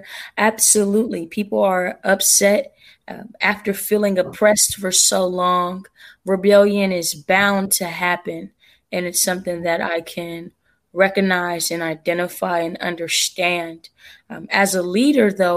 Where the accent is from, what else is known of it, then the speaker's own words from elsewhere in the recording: Sacramento, California, United States; I'm born and raised in Sacramento, living in Sacramento now